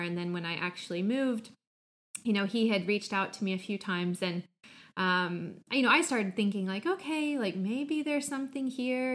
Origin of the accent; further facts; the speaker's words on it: Midwest, United States; also born or lived in Atlanta, Georgia; now in Finland; I grew up in the Midwest in the States, but I also lived for many years in Atlanta